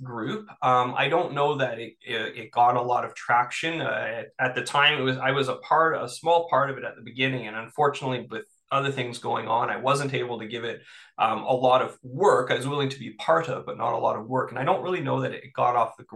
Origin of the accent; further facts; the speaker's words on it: Toronto, Ontario, Canada; now in Northumberland County, Canada; I grew up in Toronto, which is one of the most multicultural cities in the world